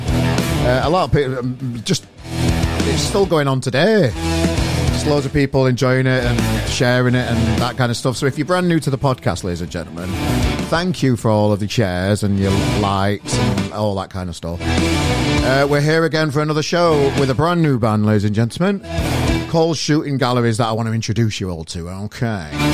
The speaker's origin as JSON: {"language": "English", "country": "Australia", "said": "I'm an Aussie bastard"}